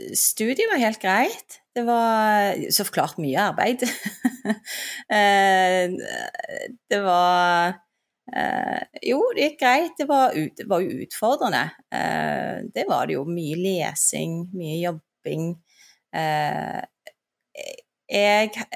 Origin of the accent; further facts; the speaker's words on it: Stavanger, Rogaland, Norway; also born or lived in Turkey; vi flytta til Stavanger, og det hører du sikkert fra dialekten min, det er der jeg er fra. Uh, og der vokste jeg opp